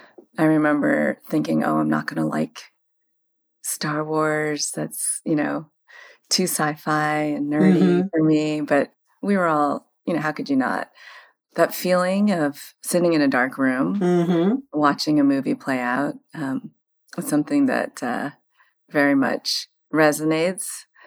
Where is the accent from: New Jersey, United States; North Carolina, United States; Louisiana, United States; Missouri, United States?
Missouri, United States; St. Louis; moved away as an adult; now in San Francisco, United States; Well, I grew up in the Midwest. I grew up in St. Louis, Missouri, and our house happened to be right behind the largest single theater in town, which was the Creve-Coeur Cinema back in the days